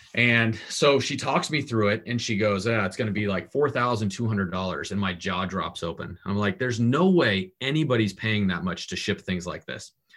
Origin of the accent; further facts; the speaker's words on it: Portland, Oregon, United States; also born or lived in Southern California; my family got tired of Southern California and picked up and moved to Portland, Oregon